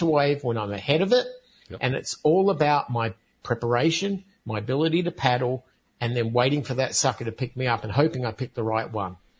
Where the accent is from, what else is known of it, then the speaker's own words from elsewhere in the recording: United States; as an American citizen